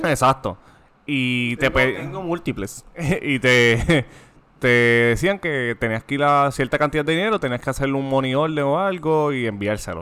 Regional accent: Toa Baja, Puerto Rico; yo soy de Toda Baja

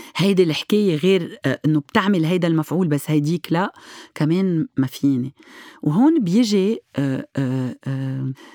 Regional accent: Lebanon; عندنا بلبنان

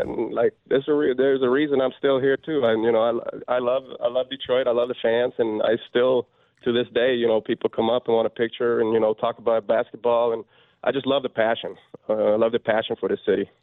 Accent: Sweden; moved away as an adult; now in Michigan, United States; growing up in Sweden

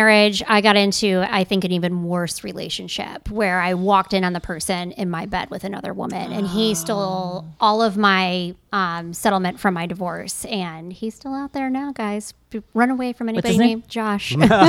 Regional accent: Gurnee, Illinois, United States; Gurnee, Illinois.

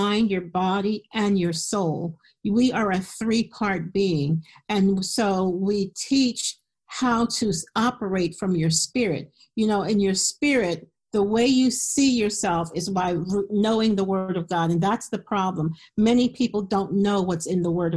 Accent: Philadelphia, Pennsylvania, United States; moved away as an adult; now in Harrisburg, United States; I live in Harrisburg, Pennsylvania, and I grew up in Philadelphia

